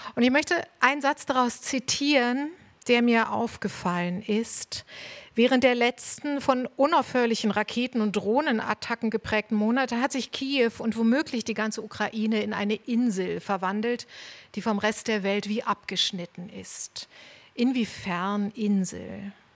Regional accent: East Germany, Germany; Wir sind beide in der DDR aufgewachsen

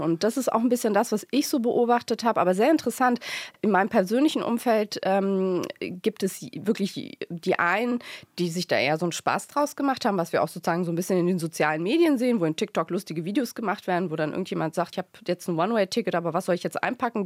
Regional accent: Lower Saxony, Germany; ich bin in Niedersachsen geboren, tatsächlich auf dem Land auch

